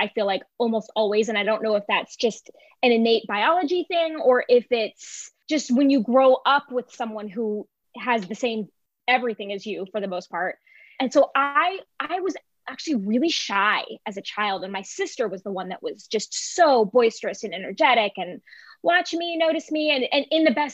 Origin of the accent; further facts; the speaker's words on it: Ventura County, Southern California, United States; I'm from Southern California originally.